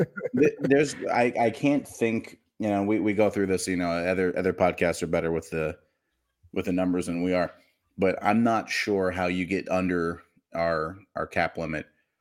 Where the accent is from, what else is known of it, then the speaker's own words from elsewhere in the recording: Los Angeles, California, United States; I'm a Dodgers fan also. I'm from Los Angeles before.